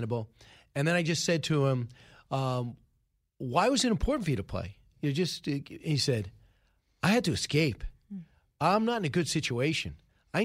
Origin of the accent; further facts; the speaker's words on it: Massapequa, New York, United States; Massapequa, which is my hometown, the school I went